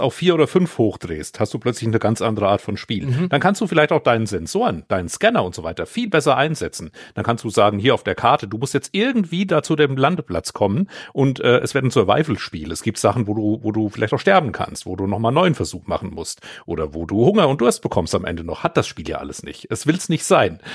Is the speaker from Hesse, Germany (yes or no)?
yes; Vogelsberg, Hesse, Germany; den Lokalkrimi hier in meiner Heimat